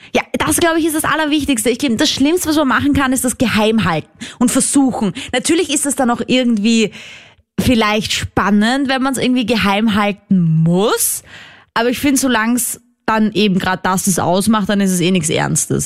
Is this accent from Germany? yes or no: no; Vienna, Austria; ich bin ja aus Wien, das ist eine Großstadt